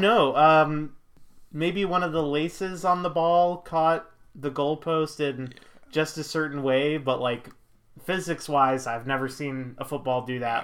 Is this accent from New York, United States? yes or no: yes; Buffalo, New York, United States; not a lot of kids that I grew up with in the Buffalo suburbs